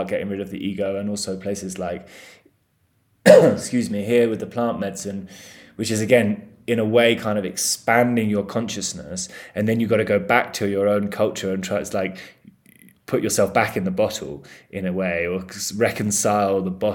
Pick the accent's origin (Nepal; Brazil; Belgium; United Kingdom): United Kingdom; England; we're all English